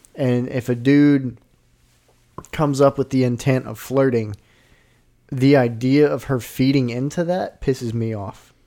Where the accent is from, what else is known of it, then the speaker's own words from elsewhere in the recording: Arkansas, United States; I'm from Arkansas